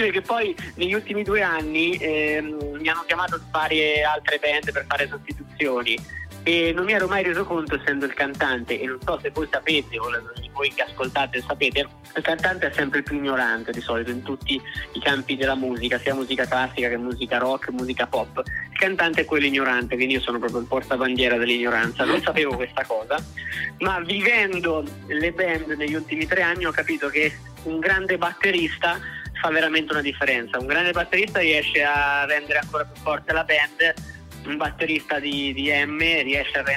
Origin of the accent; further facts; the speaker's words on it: Marche, Italy; moved away as an adult; now in Milan, Italy; io sono marchigiano, sono venuto a Milano nel 2015, ho, fatto, ho lavorato 5 anni come performer di musical